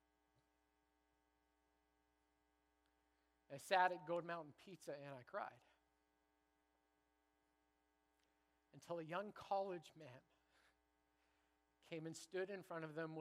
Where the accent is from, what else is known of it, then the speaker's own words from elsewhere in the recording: Canada; now in Bellingham, United States; I'm a Canadian